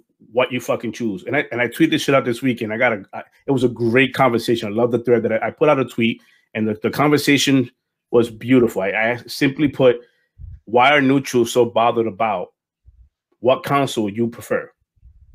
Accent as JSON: {"language": "English", "region": "New York", "country": "United States", "said": "I'm from New York"}